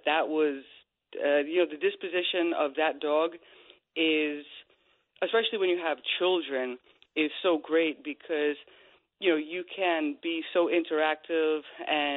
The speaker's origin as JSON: {"language": "English", "town": "Bohemia", "region": "New York", "country": "United States", "tie": "born or raised there", "said": "when we were growing up in Long Island and I was a kid"}